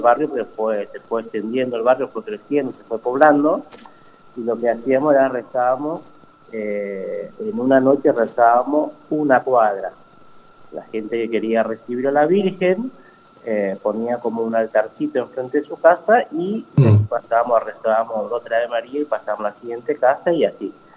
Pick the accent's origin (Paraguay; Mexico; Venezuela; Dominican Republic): Paraguay; moved away as an adult; now in Pilar, Argentina; soy, de Paraguay, eh, tengo 38 años, eh, llegué acá en el año 2000, 2003, principio de 2003. eh, nací en Paraguay